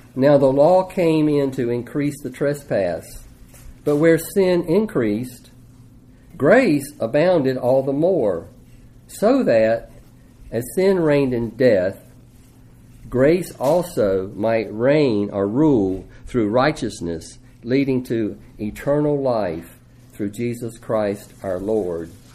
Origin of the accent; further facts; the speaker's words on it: United States; as an American